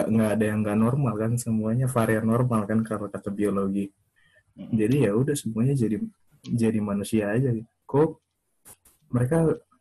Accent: Papua, Indonesia; moved away as an adult; kita semua merantau dari Papua keluar kan emang tujuannya pengen jadi yang lebih baik lagi kan terus balik ke sana buat bangun daerah yang lebih baik kan

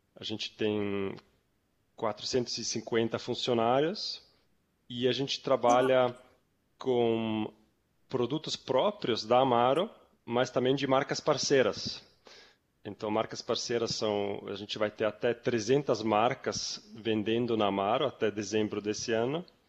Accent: Zurich, Switzerland; moved away as an adult; also born or lived in New York, United States; now in Brazil; Eu, eu sou suíço, eu sou de Zurique. Eu ah, morei ah, até 20 anos morei lá na Suíça

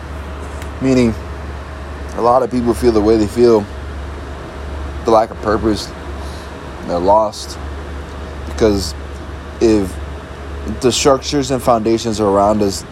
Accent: Miami, Florida, United States; A very small decimal within the United States where I was born in, like Miami

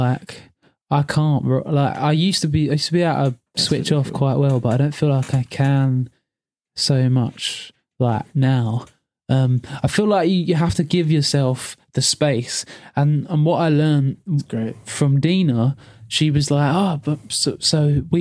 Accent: England, United Kingdom; we're just English

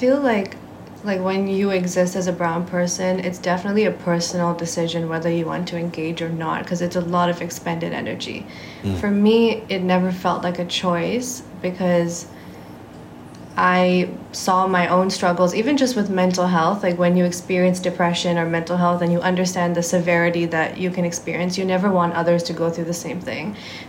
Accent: Singapore; And I am Singaporean, okay. Just to be clear.

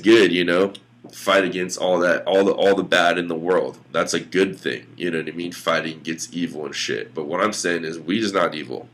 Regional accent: United States; we're all American

